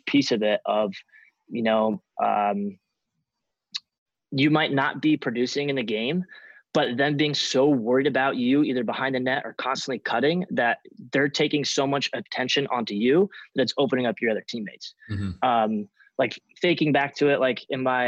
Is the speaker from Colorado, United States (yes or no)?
yes; Centennial, Colorado, United States; Growing up in Centennial, which is probably like 20 to 25 minutes away from